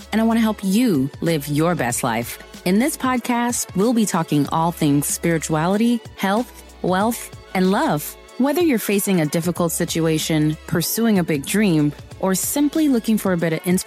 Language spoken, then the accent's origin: English; Moorpark, California, United States; also born or lived in Inglewood, California; I grew up in the safest city in America. It's called Moore Park